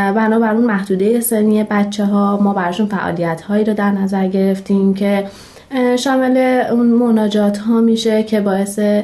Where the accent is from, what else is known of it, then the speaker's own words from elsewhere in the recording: Shiraz, Fars, Iran; 29 سالمه و اهل شیراز هستم